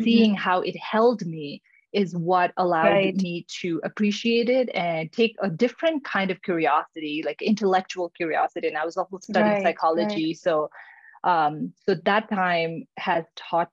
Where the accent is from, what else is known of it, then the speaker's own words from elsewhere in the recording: Nepal; English is a second language; moved away as an adult; now in United States; we're growing up in Nepal